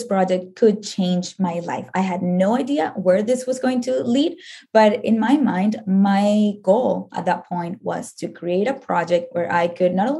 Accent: Venezuela; moved away as an adult; now in United States; I am from Venezuela

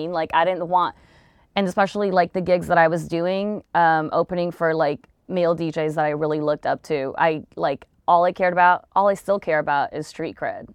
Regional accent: Long Beach, California, United States; I'm from Long Beach

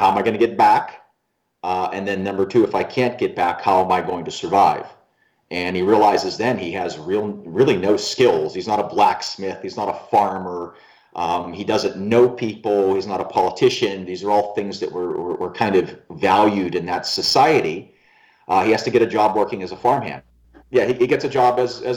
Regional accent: Pittsburgh, Pennsylvania, United States; moved away; I was born in Pittsburgh, Pennsylvania, and I traveled a lot of places in the country

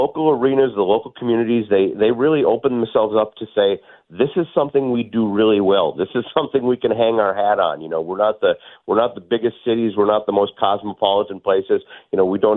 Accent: Warroad, Minnesota, United States; moved away; I'm originally from here. Pretty special to be back in my hometown

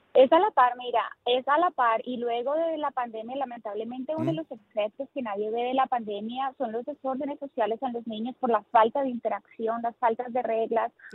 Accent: Colombia; now in New Jersey, United States; Yo soy colombiana

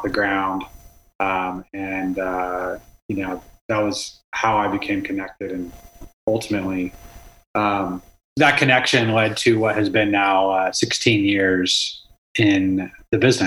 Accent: Austin, Texas, United States; I grew up in Austin, Texas

